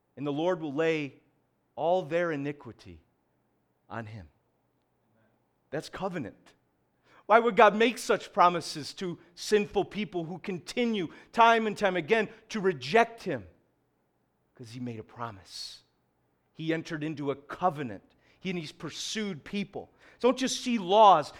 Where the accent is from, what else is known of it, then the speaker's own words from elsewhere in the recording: Syracuse, New York, United States; we are from Syracuse